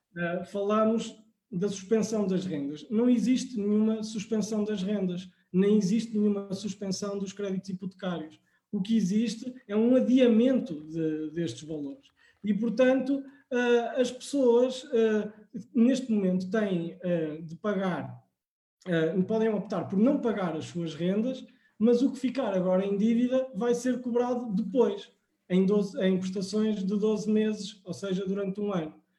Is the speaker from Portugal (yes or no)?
yes; Coimbra, Centro, Portugal; eu sou natural de Coimbra